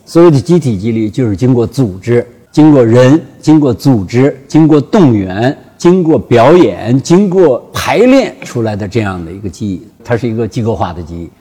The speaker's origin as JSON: {"language": "Chinese", "country": "China", "said": "所以我们中国人呢， 才就是崛起"}